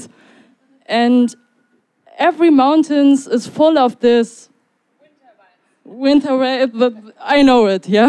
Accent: Germany; English is a second language; I'm from Germany, not from Melbourne

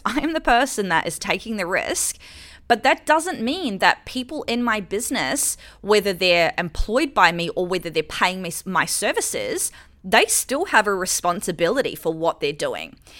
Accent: New Zealand; moved away as an adult; now in Australia; I lived in New Zealand, I'm from New Zealand. And so I came to Australia when I was, like, twenty-four.

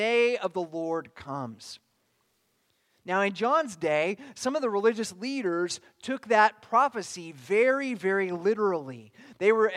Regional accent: Bakersfield, California, United States; moved away; I came from Bakersfield, California, which is a lot closer to the other place

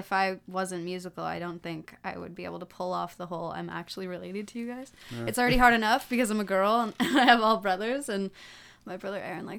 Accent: Bancroft, Ontario, Canada; We're both from the big old B.

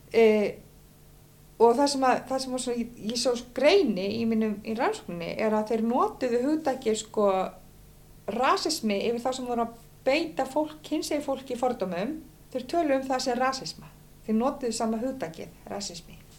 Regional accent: Westman Islands, Southern Region, Iceland; ég er alveg upp í Vasmannu þar sem ég sild alltaf reglulega með herjálfi

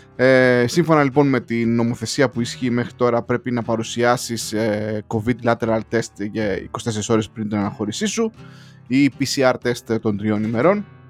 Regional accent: Greece; now in London, United Kingdom; όπως κάθε Έλληνα ε, του εξωτερικού, ε, πήγα και εγώ λοιπόν και εγώ να τιμήσω τη, την πατρίδα μου

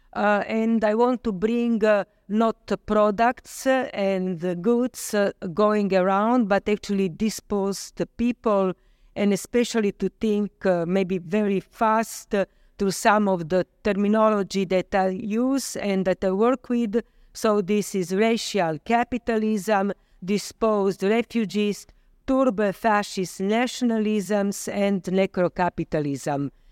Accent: Slovenia; also born or lived in Vienna, Austria; I'm coming from Slovenia. I live there and work there

